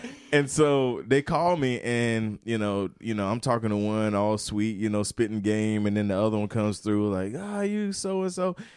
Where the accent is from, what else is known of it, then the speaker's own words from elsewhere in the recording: Turkey, North Carolina, United States; Turkey, North Carolina, uh, where I grew up